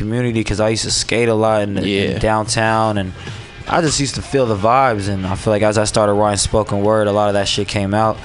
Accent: San Francisco, California, United States; I grew up in the Excelsior, right there on Geneva, right across the street from the Cow Palace

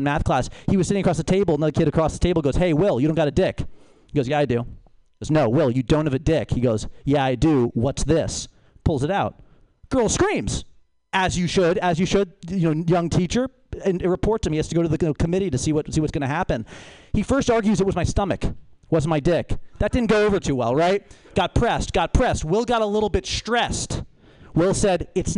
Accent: Boston, Massachusetts, United States; I'm from Boston

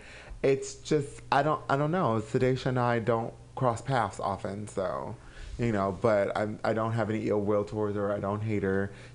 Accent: Anaheim, California, United States; I'm originally from Anaheim, California.

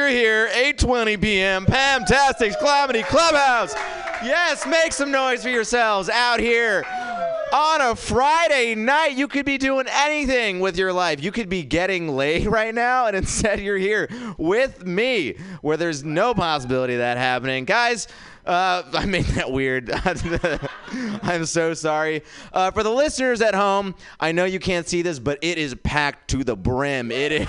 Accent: India; Guys, I am an Indian comic.

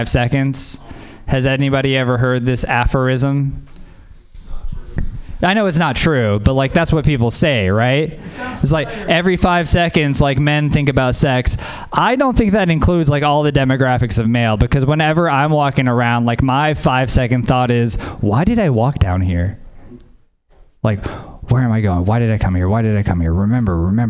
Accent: Louisiana, United States; moved away; I'm from Louisiana. Yeah, man. Growing up in Louisiana

